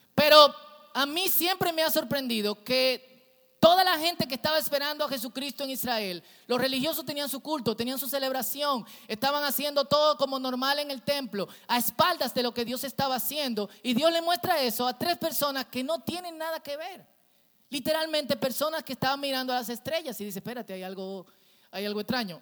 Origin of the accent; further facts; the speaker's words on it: Santo Domingo Oeste, Distrito Nacional, Dominican Republic; yo crecí en un barrio en Herrera